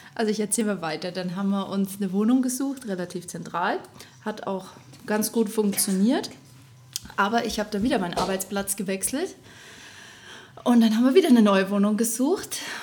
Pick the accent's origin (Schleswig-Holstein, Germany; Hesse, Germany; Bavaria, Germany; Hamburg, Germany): Bavaria, Germany; Rosenheim; also born or lived in Erfurt, Thuringia; now in Upper Palatinate, Germany; ich komme gebürtig aus Thüringen, aus Erfurt, bin aber in meiner Kindheit nach Rosenheim gezogen, also Richtung Oberbayern